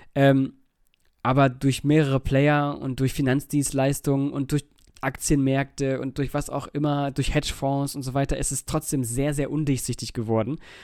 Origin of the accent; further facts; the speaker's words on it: Germany; bei uns in Deutschland